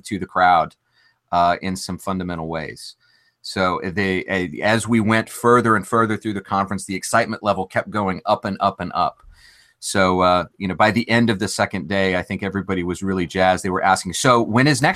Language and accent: English; Central Texas, United States; moved away as an adult; now in Nashville, United States; I grew up in Central Texas